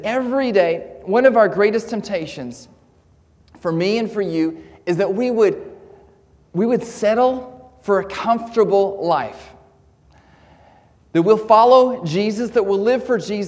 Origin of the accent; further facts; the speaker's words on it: Comox, British Columbia, Canada; moved away as an adult; also born or lived in Edinburgh, Scotland; now in Caldercruix, United Kingdom; I do come from Canada. I grew up there